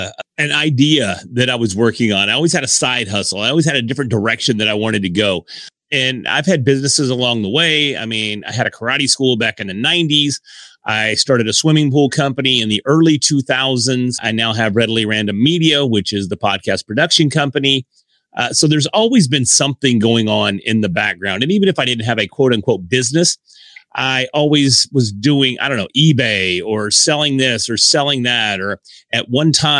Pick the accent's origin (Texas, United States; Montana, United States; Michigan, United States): Texas, United States; Sherman; also born or lived in Dallas, Texas; the small town that I'm from. I'm from Sherman, Denison area here in Texas, which is North Texas